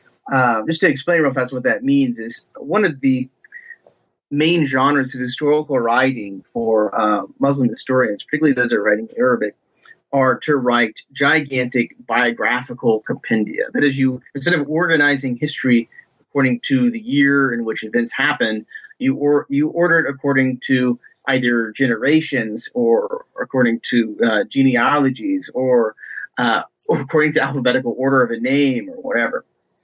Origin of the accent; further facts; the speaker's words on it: Ohio, United States; I'm originally from Ohio, from just basically the backwoods and farm country in Ohio.